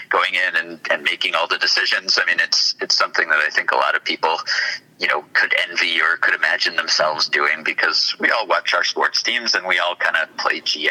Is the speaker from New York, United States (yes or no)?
yes; New York, United States; As a New Yorker